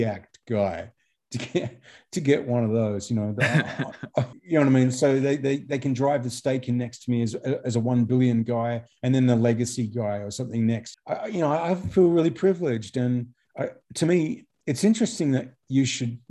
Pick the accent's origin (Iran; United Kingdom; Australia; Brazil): Australia; as an Australian